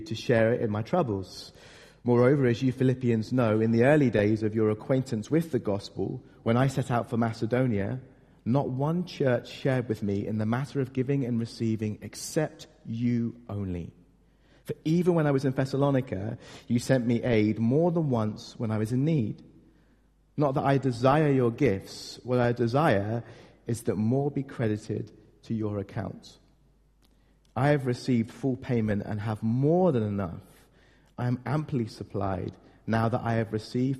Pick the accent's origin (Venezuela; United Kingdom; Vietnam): United Kingdom; we're British